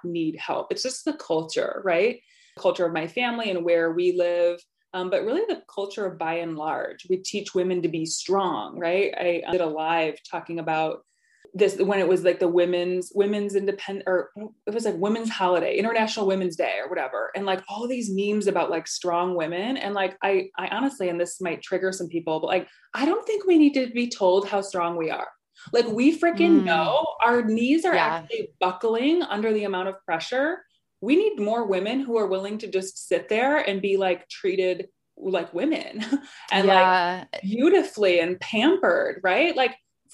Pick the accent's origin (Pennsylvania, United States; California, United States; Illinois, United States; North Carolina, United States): Illinois, United States; near Rockford; I still live in Illinois